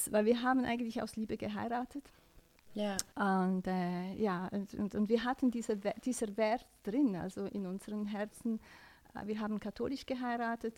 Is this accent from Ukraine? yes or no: no; Switzerland; ich bin in der Schweiz geboren